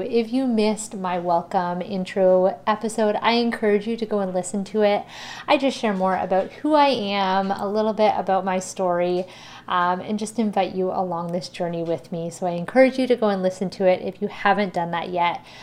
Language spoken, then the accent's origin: English; Ontario, Canada; I am from Ontario